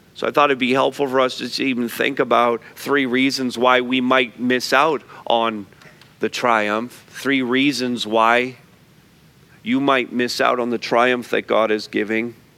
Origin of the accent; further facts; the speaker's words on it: Montreal, Quebec, Canada; moved away; I grew up in Montreal North